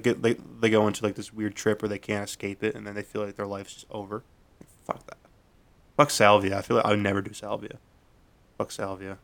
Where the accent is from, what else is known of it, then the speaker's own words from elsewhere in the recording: Nova Scotia, Canada; I'm from Nova Scotia